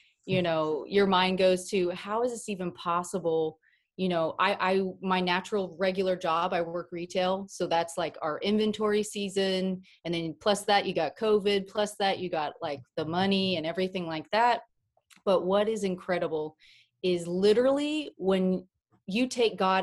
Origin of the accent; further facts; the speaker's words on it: Oklahoma, United States; I'm from Oklahoma